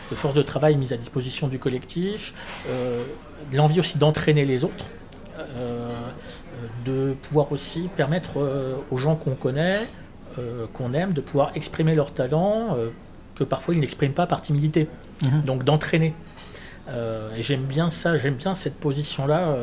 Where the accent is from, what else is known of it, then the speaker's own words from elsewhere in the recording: Lyon, Auvergne-Rhône-Alpes, France; also born or lived in Villeurbanne; Oui, je suis de Lyon, je suis né à Lyon.